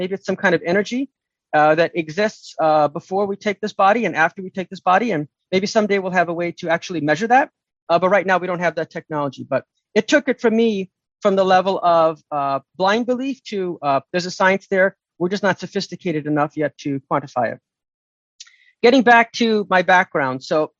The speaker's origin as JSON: {"language": "English", "country": "United States", "tie": "born or raised there", "said": "I grew up in America in the 60s and 70s, right? I'm in my 50s, so I'm a little bit older for most second generation people. My parents came in the 60s. They're immigrants. I'm American."}